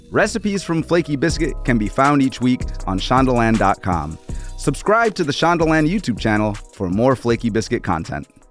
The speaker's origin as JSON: {"language": "English", "town": "New Orleans", "region": "Louisiana", "country": "United States", "moved": "yes", "lives_now": "New York City, United States", "said": "I'm from New Orleans"}